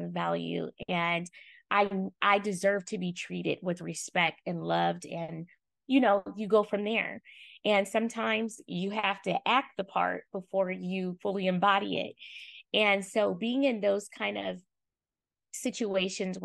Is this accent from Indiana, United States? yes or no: no; Oakland, California, United States; I hail from East Oakland, California